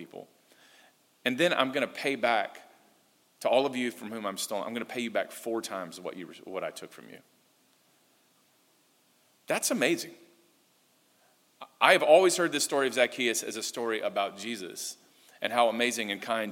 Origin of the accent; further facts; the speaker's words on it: the American South, United States; moved away; I'm from the American South